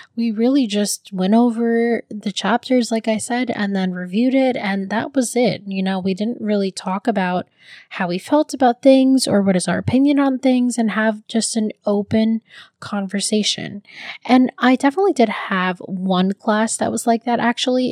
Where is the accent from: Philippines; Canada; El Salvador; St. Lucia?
Philippines; now in United States; as a Filipino